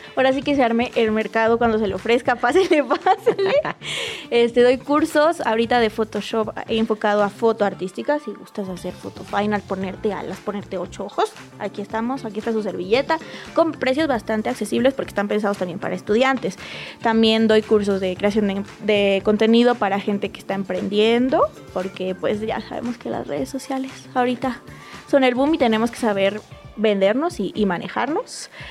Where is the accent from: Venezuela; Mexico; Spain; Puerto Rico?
Mexico; Ciudad Victoria, Tamaulipas; also born or lived in Monterrey; now in Mexico City, Mexico; yo soy de provincia, de Victoria